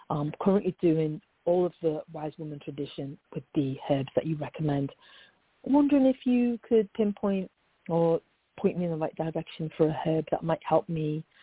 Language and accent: English; England, United Kingdom; now in California, United States; I'm English, but I live in California.